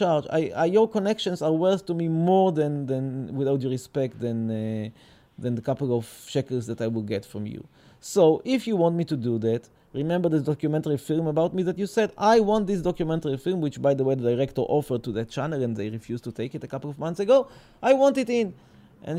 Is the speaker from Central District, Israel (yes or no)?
yes; Petah Tikva, Central District, Israel; They gave me birth here in Petah Tikva. I was born in Petah Tikva.